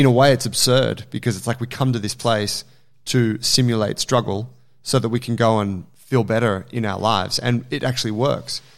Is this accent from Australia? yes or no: yes; Australia; as an Australian